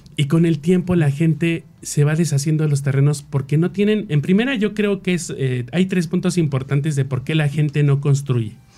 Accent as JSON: {"language": "Spanish", "region": "Mexico City", "country": "Mexico", "said": "nosotros que somos de la Ciudad de México"}